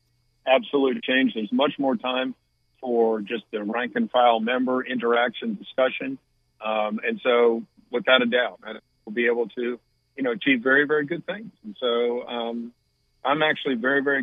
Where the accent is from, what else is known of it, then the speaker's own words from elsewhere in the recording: Raleigh, North Carolina, United States; I grew up in Raleigh and read the News and Observer every day when I was growing up